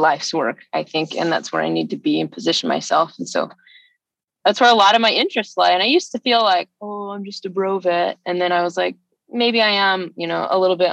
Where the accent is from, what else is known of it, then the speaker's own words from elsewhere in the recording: Alabama, United States; I grew up in Alabama